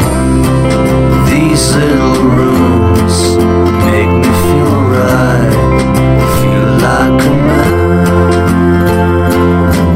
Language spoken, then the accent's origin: English; Leeds, Yorkshire and the Humber, United Kingdom; I grew up in Leeds in Yorkshire, up north